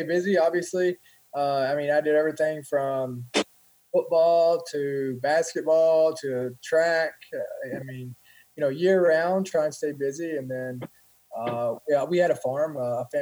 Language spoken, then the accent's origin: English; Columbia, Kentucky, United States; I grew up in a small town, Columbia, Kentucky, and it's South Central Kentucky